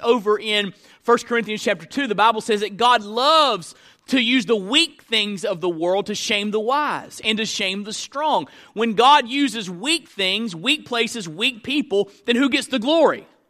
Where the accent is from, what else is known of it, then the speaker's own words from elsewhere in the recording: Tallahassee, Florida, United States; I was born in Tallahassee, Florida